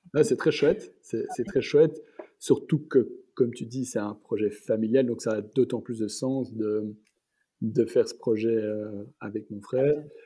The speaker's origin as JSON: {"language": "French", "town": "Antwerp", "region": "Flanders", "country": "Belgium", "tie": "born or raised there", "also_born_or_lived": "Brussels / California", "moved": "as an adult", "said": "je suis né à Anvers. Mes parents euh, ont, toujours vécu à Anvers, donc je, suis né là-bas et j'ai mhm. étudié là-bas euh, jusqu'à mes secondaires"}